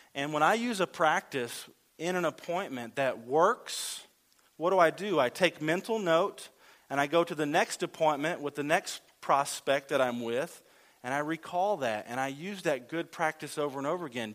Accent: the South, United States; I'm from the South

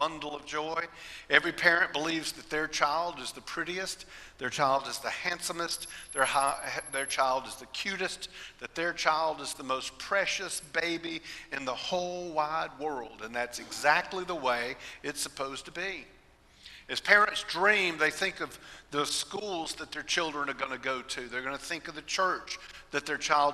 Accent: Austell, Georgia, United States; also born or lived in Fort Leonard Wood, Missouri; We moved back to Austell, Georgia, where we lived near my great-grandparents, my grandparents, my aunts, and my uncles

